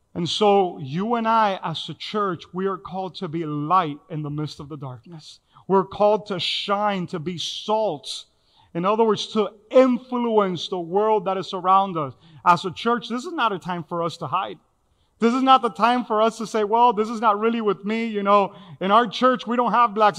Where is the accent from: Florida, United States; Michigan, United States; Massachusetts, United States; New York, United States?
Florida, United States; Miami; I grew up in here in Miami, Little Havana